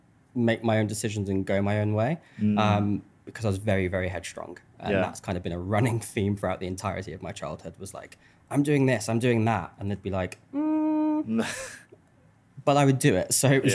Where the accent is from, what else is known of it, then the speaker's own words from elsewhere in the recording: Birmingham, West Midlands, United Kingdom; accent: Birmingham; when I had my Birmingham accent and I would tell people my name was …